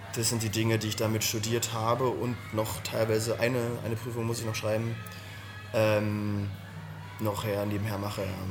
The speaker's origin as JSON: {"language": "German", "region": "Berlin", "country": "Germany", "tie": "born or raised there", "also_born_or_lived": "Pankow, Berlin", "said": "Also ich bin äh, in, ähm, in Pankow geboren, bin, äh, das ist mir auch fast wichtig, nicht in Pankow äh, aufgewachsen, sondern in Weißensee"}